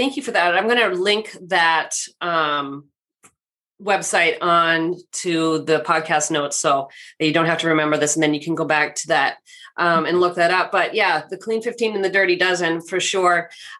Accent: West Coast, United States; So, I grew up on the West Coast, so they would crop dust the crops with pesticides and chemicals.

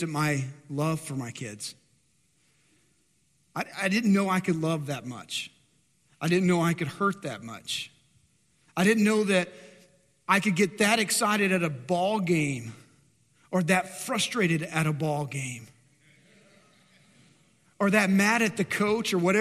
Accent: Dumas, Texas, United States; moved away; go back to my hometown, Dumas, north of Amarillo, and so the Texas Panhandle

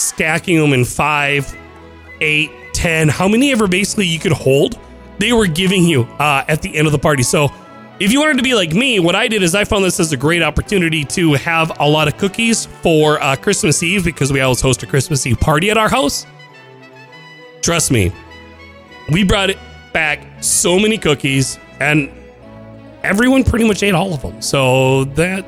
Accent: Midwest, United States; I'm from the Midwest, and we get snow.

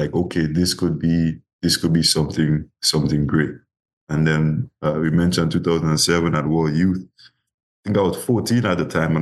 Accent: Grenada; my first year in my hometown club called Speed Zone. That was my club in Guelph

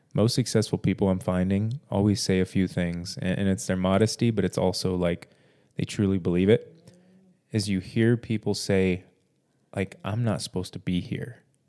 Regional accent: Corpus Christi, Texas, United States; I'm from Corpus Christi, and my dream is to live in Fort Worth

